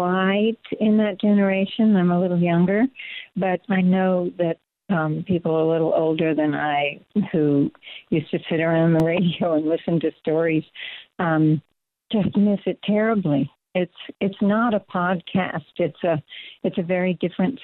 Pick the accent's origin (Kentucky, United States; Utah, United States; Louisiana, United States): Kentucky, United States; Louisville; moved away as an adult; also born or lived in New York / Bucks County, Pennsylvania; now in Pennsylvania, United States; I was born in Louisville, Kentucky, outside of the city